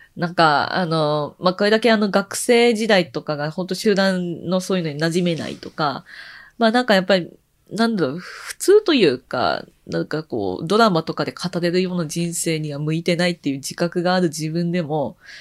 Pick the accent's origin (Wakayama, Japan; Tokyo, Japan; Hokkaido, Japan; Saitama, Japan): Tokyo, Japan; also born or lived in Koenji, Tokyo; 生まれは東京生まれ、東京育ち